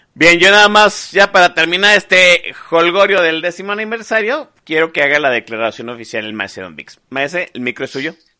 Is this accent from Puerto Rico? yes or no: no; Guadalajara, Jalisco, Mexico; era tapatío, sigo siendo tapatío